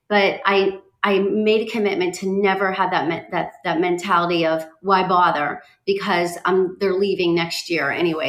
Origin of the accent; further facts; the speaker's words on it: Pittsburgh, Pennsylvania, United States; I remember growing up in Pittsburgh